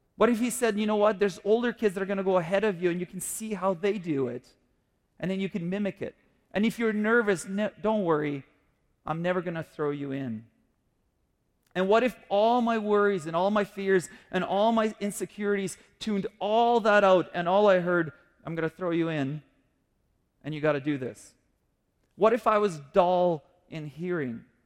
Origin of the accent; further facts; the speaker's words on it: Kyiv, Ukraine; now in Canada; I grew up in the Soviet Union before I came to Canada